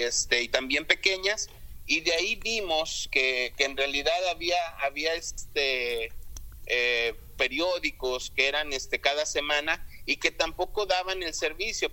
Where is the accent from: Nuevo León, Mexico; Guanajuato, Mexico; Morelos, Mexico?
Guanajuato, Mexico; León; moved away as an adult; now in United States; la ciudad de donde soy, León, Guanajuato